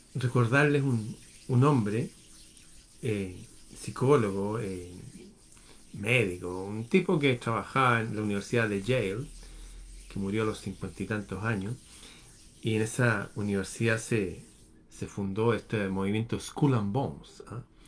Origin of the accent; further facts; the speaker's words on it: Chile; en mi país